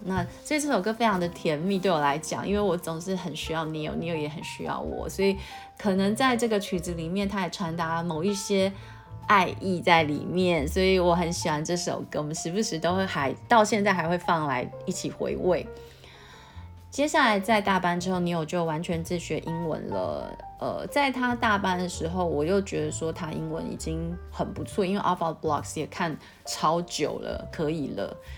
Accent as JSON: {"language": "Chinese", "country": "Taiwan", "said": "因为我们台湾人就没有这样子的语言的习惯"}